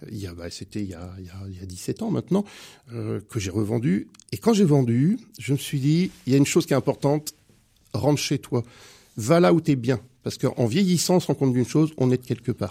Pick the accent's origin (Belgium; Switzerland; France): France; Cholet, Pays de la Loire; born there; mon père est angevin et ma mère est Choltaise. et je suis né à Cholet